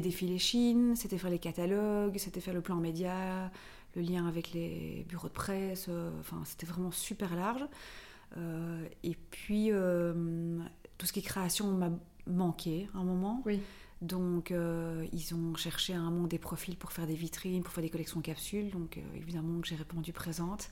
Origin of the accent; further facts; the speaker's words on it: Brussels, Brussels-Capital Region, Belgium; also born or lived in Paris; je suis belge, je viens de Bruxelles